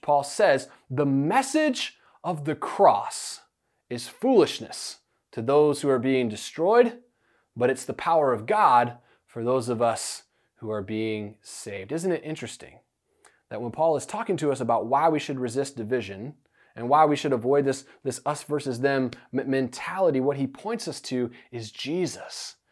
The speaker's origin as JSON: {"language": "English", "country": "United States", "said": "we're modern American people"}